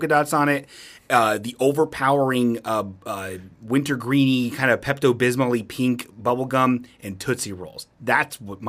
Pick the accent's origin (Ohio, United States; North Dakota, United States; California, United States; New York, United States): Ohio, United States; Bellbrook; now in Kettering, United States; I grew up in the Bellbrook